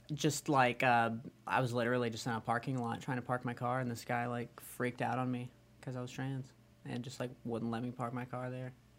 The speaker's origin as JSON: {"language": "English", "town": "Birmingham", "region": "Alabama", "country": "United States", "moved": "yes", "lives_now": "Texas, United States", "said": "I'm from Alabama originally"}